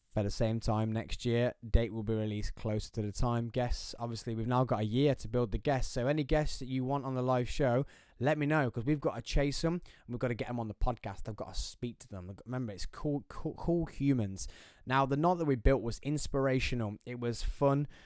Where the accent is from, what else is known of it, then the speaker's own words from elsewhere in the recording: England, United Kingdom; being English, being British